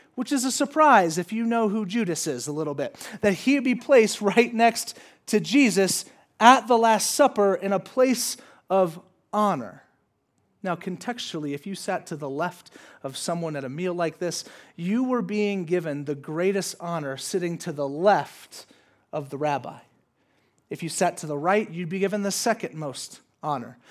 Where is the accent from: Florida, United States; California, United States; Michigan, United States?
California, United States; San Diego; I'm from San Diego. That's where I went to college.